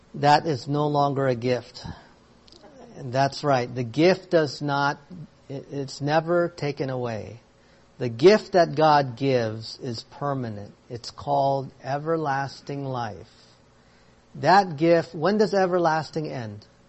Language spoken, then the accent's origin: English; United States; I am American because I was born here in the States